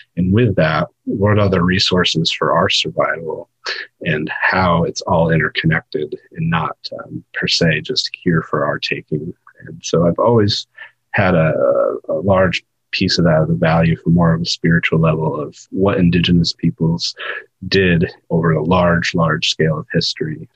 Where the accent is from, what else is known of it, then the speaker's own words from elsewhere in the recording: above the Oswegatchie River, Northeast, New York, United States; moved away; I grew up above the Oswegatchie River that flows into the St. Lawrence River